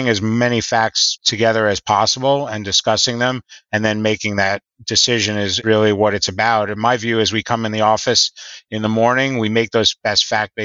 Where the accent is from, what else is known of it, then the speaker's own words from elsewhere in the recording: New York, United States; I grew up in New York and I grew up sailing